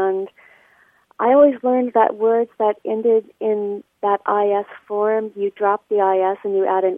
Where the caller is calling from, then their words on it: San Diego, California, United States; Hi, Martha. … I'm calling from San Diego.